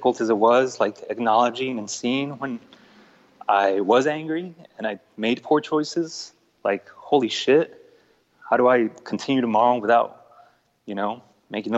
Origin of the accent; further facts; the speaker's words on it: El Paso, Texas, United States; also born or lived in Mexico City, Mexico; growing up in El Paso and, you know, my family and I migrating here from Mexico City to El Paso when I was a kid.